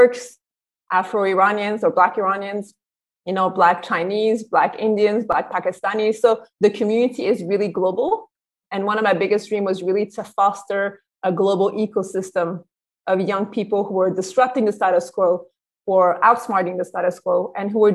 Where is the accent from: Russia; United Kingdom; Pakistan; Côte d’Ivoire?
Côte d’Ivoire; moved away; I'm from Ivory Coast